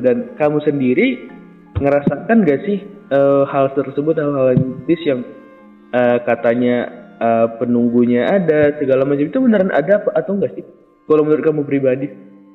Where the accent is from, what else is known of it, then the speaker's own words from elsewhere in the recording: Mandailing Natal, North Sumatra, Indonesia; Aku orang Mandalika Natal